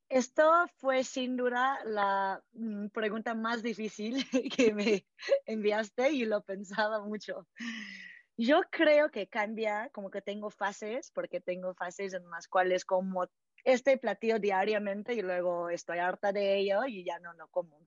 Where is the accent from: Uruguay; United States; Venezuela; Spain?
United States; California; moved away as an adult; also born or lived in Canada; now in Mexico; originalmente nací en Canadá y crecí en California, en Estados Unidos